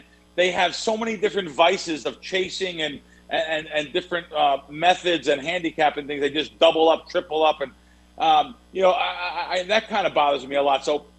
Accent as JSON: {"language": "English", "town": "New York City", "region": "New York", "country": "United States", "tie": "born or raised there", "said": "Yeah, Joe and Joe was a big produce place where I grew up in the Bronx."}